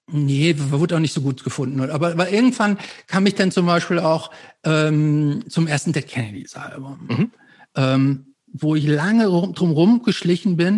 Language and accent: German; Hamm, North Rhine-Westphalia, Germany; weil es bei uns in Hamm gab es praktisch das Haus der Schallplatten und es gab noch so einen anderen Schallplattenladen und noch so zwei andere